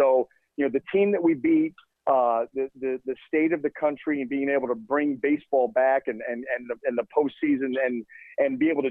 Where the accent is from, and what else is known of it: Cleveland, Ohio, United States; born or raised there; moved away as an adult; also born or lived in Phoenix, Arizona